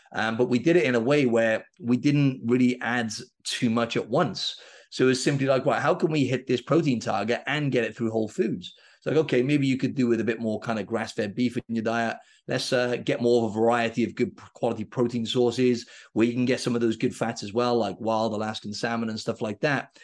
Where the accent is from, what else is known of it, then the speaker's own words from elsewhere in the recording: Wales, United Kingdom; I'm from Wales in the U K, and rugby is, like, our number one sport.